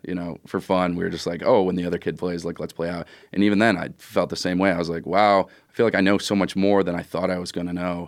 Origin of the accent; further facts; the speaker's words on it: northern New Jersey, United States; moved away; also born or lived in Buffalo, New York (parents); originally, when I started playing hockey, I lived in, uh, northern New Jersey